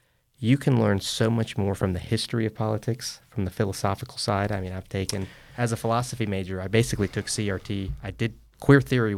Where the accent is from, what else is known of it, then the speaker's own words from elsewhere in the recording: Fayetteville, North Carolina, United States; that's where I'm from, Cumberland County